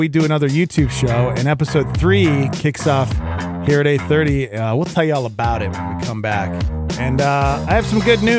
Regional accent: Brooklyn, New York, United States; also born or lived in Australia / New Jersey; I was raised in Brooklyn, moved to Australia for, you know, part of my childhood, but then moved back

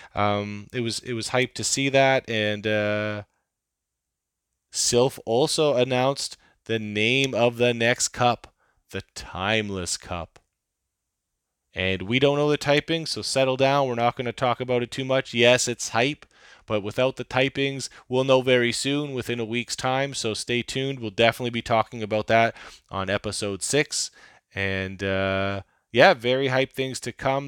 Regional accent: Canada; I'm a Canadian

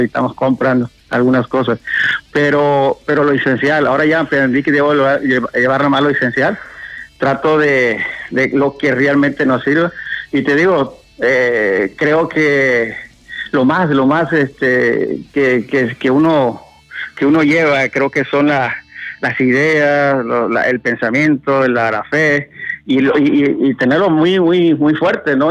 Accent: Medellín de Bravo, Veracruz, Mexico; aquí en Medellín, estamos cerquita aquí de Veracruz al puerto

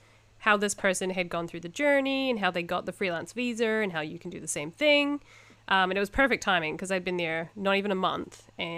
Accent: Invercargill, Southland, New Zealand; now in Japan; I grew up in this tiny little town called Invercargill. It's not tiny. It's like, 50,000 people?

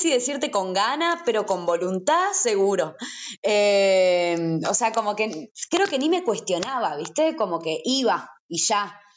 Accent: Salta, Argentina; No, soy de, de Salta Capital, que es, que es una, una ciudad, una, una pequeña

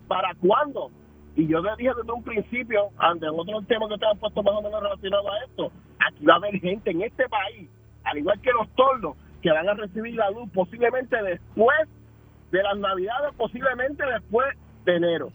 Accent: San Lorenzo, Puerto Rico; en mi pueblo, que, que, que es en San Lorenzo

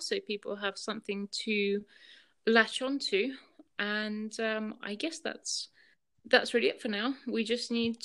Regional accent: United Kingdom; moved away as an adult; also born or lived in Russia; now in Andorra; with my parents, we moved over to the UK, where I then spent a good 23 years

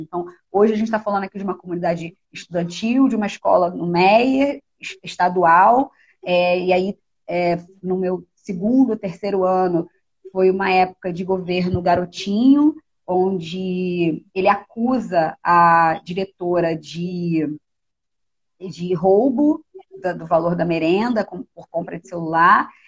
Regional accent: Rio de Janeiro, Brazil; eu nasci em Anchieta, que é um bairro da Zona Norte, subúrbio do Rio de Janeiro

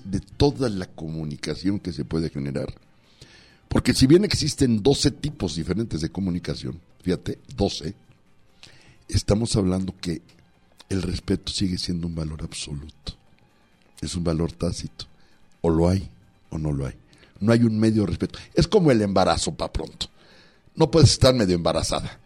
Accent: Los Mochis, Sinaloa, Mexico; mi pueblo de mi tierrita saludos a los mochis

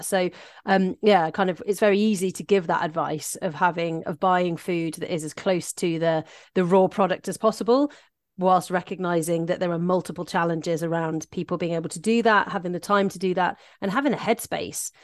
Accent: Shropshire, West Midlands, United Kingdom; also born or lived in South East England; now in Aberdeenshire, United Kingdom; I grew up in very rural Shropshire

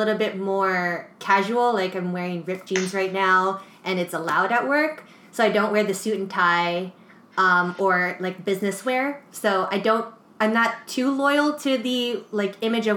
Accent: United States; I'm American and I grew up here

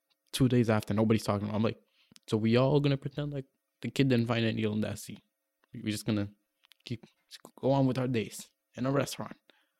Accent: Portugal; moved away; we're raised in Portugal, born and raised in Portugal, but raised by a black family.

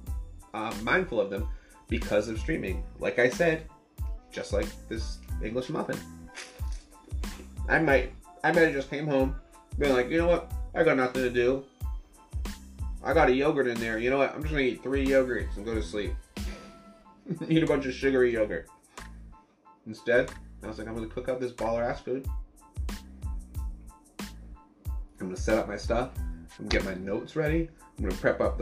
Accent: Massachusetts, United States; I'm from Massachusetts

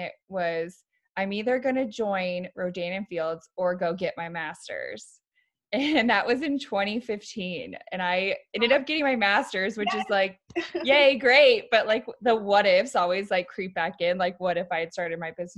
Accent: Virginia, United States; moved away as an adult; now in Arizona, United States; I was born and raised in Virginia

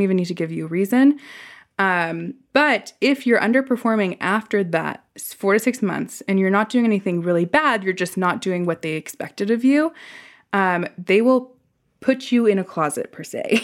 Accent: Silicon Valley, California, United States; I grew up in the Silicon Valley where literally you are trained to live to work

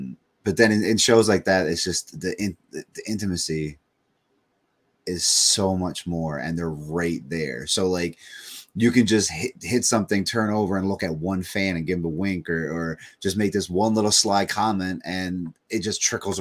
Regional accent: Corner Brook, Newfoundland and Labrador, Canada; I grew up in Cornerbrook, Newfoundland

